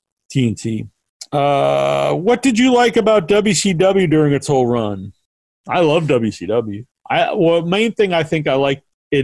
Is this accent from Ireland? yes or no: no; England, United Kingdom; No, no, I'm English.